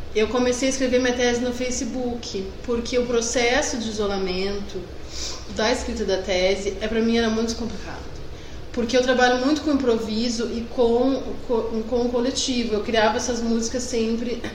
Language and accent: Portuguese; Rio Grande do Sul, Brazil; accent: gaúcho; eu tenho um sotaque de gaúcho